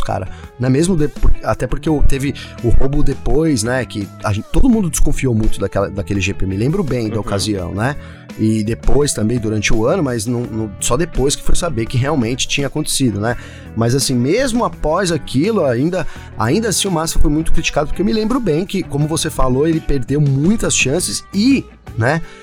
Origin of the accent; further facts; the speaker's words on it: Brazil; eu sou brasileiro